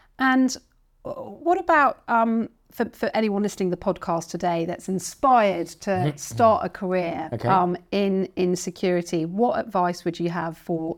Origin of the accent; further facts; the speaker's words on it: London, United Kingdom; I asked this question because I grew up in Winnington Road and I remember growing up on that street as a child.